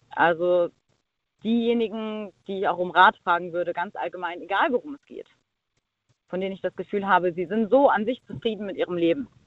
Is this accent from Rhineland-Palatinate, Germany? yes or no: yes; Mainz, Rhineland-Palatinate, Germany; Äh, ich komme aus Mainz.